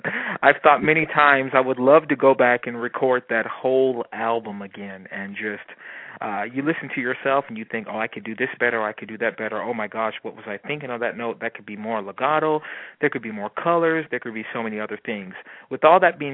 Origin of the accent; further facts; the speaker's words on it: Youngstown, Ohio, United States; moved away; I'm from Youngstown, Ohio